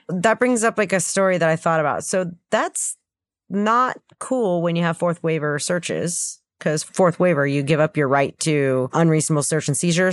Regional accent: United States; I'm American

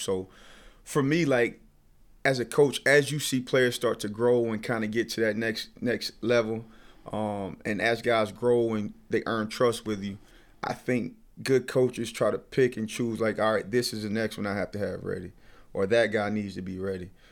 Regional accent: Sylacauga, Alabama, United States; moved away; growing up in Sylacauga, Alabama

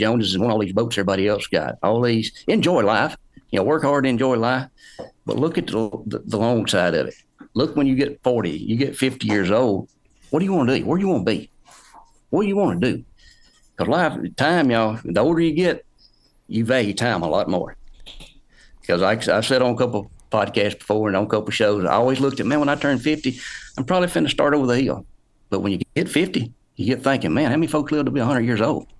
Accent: Bruce, Mississippi, United States; I'm from north central Mississippi, Bruce, Mississippi

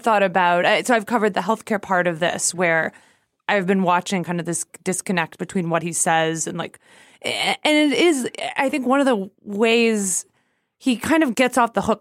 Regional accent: United States; as American

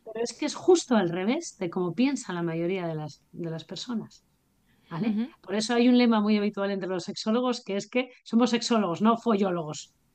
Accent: Asturias, Spain; Yo soy asturiana

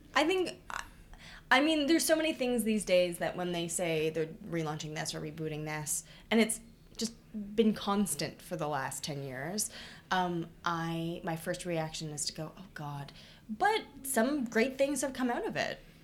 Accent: Toronto, Ontario, Canada; moved away as an adult; now in Hamilton, Canada; I am from Toronto

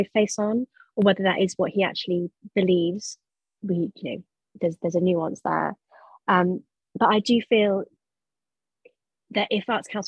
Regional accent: Nottingham, East Midlands, United Kingdom; Nottingham, my hometown

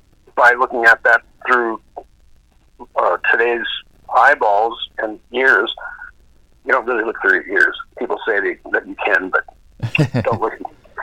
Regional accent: Duluth, Minnesota, United States; I was from Duluth, Minnesota.

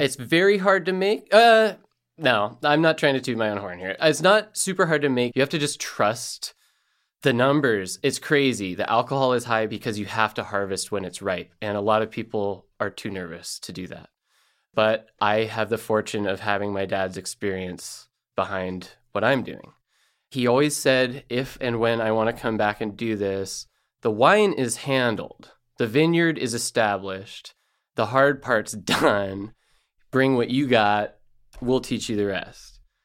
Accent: Elkton, Oregon, United States; moved away as an adult; also born or lived in Indianapolis / Chicago; growing up in Elkton and around the vineyard

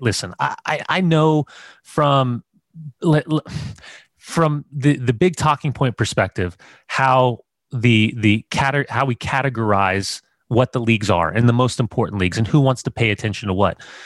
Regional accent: United States; I'm American

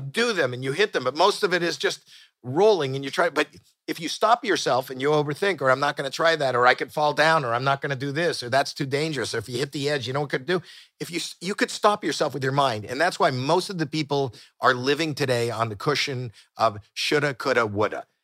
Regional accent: Toronto, Ontario, Canada; moved away as an adult; now in United States; we're both from Toronto

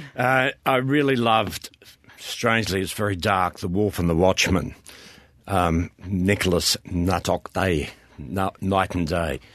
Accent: Swan Hill, Victoria, Australia; I grew up in Swan Hill

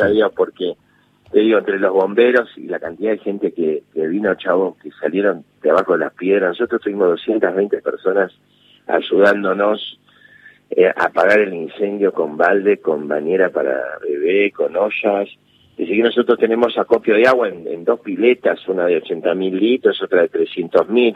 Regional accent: Buenos Aires, Argentina; moved away as an adult; also born or lived in Villa Urquiza; mi casa donde yo nací de Caballito

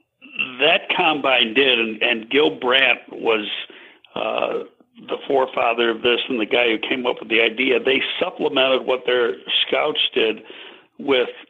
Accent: Buffalo, New York, United States; moved away as an adult; also born or lived in Boston area; now in Chicago, United States; I lived in the Buffalo area until I came to Chicago 17 years ago

